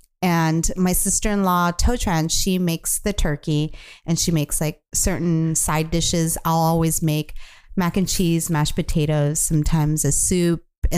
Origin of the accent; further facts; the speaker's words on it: Orange County, California, United States; moved away; And I grew up in Orange County, so all of my family members are still there.